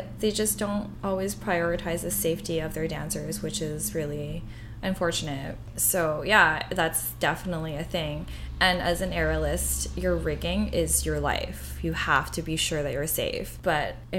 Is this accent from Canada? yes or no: yes; Vancouver, British Columbia, Canada; also born or lived in Edmonton; Born and raised in Vancouver, went to Edmonton for law school, came back to Vancouver for my article, and I have been here ever since